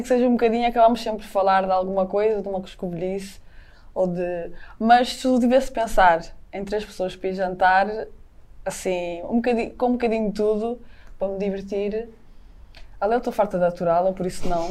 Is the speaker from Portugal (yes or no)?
yes; the North, Northern Portugal, Portugal; moved away; no Norte temos muito aquele, ah, temos de ser muito raçudos